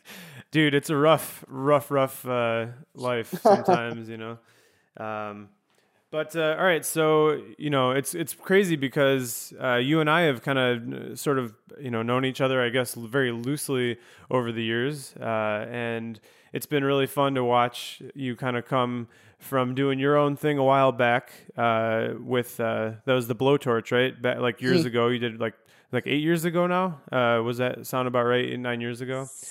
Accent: Chicago suburbs, Illinois, United States; I'm from the suburbs as well.

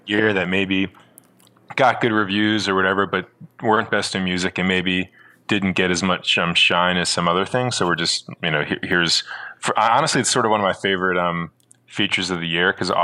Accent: Southern New Jersey, United States; moved away as an adult; now in Brooklyn, United States; I grew up in New Jersey, Southern New Jersey.

